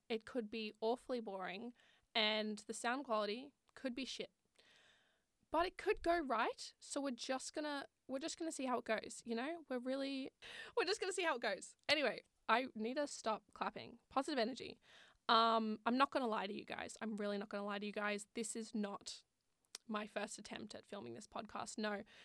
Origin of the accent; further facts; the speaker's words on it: Sydney, New South Wales, Australia; moved away as an adult; now in Wollongong, Australia; I'm originally from Sydney and I moved to Wollongong for uni